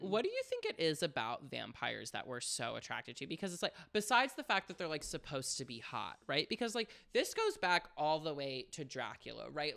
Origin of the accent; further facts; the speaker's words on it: Florida, United States; I grew up in Florida